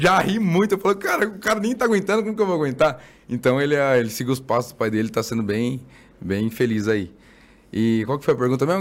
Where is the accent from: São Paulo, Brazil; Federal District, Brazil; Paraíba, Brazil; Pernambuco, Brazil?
São Paulo, Brazil; now in Mogi das Cruzes, Brazil; eu nasci na, na Zona Leste, na, em Guaianazes. Guaianazes. Bem lá no, na Leste. Hoje eu moro em Mogi.